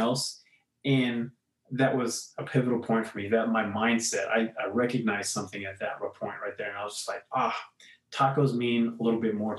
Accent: Coolidge, Arizona, United States; moved away; I grew up in Coolidge, so it's right in between like Phoenix and Tucson.

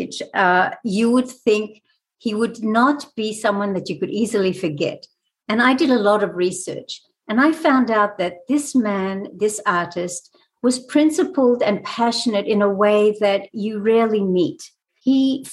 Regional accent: Australia; also born or lived in France / Israel; now in United States; I was born in France. I grew up in Australia. I've lived in Israel. I've lived in America now for quite a few years.

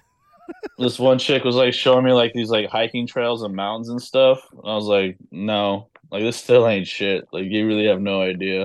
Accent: Los Angeles, California, United States; moved away; I'm from Los Angeles

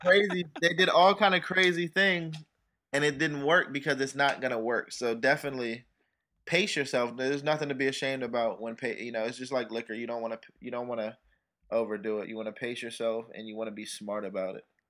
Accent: United States; I grew up in Chil, you know, Chillum Riggs Park

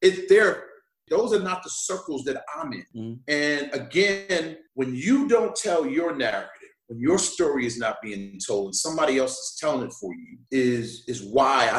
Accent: Long Island, New York, United States; I grew up in Long Island

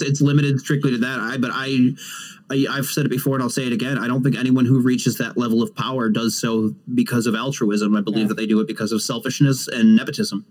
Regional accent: United States; as an American

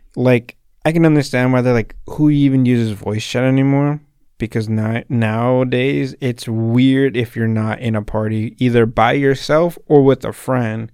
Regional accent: Salinas, California, United States; I'm from Salinas

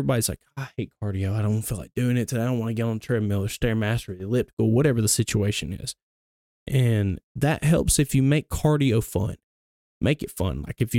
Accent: Gadsden, Alabama, United States; But yeah, I grew up in Bellevue Baptist Church. It's in Gadsden, so yep. Knuckle of the Mountain. That's where I grew up at, born and raised there.

